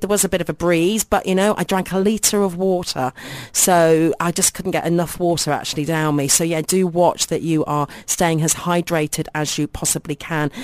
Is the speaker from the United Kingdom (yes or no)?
yes; United Kingdom; now in United Arab Emirates; if I was back in my home country in the U K